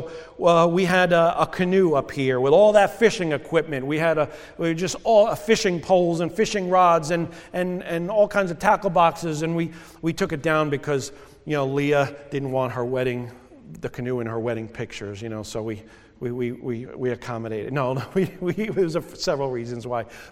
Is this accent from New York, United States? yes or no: yes; New York, United States; moved away; I grew up in New York